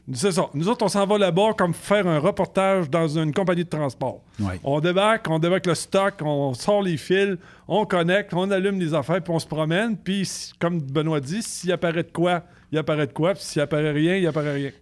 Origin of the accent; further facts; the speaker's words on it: Canada; on est chauffeur de camion, on est Canadien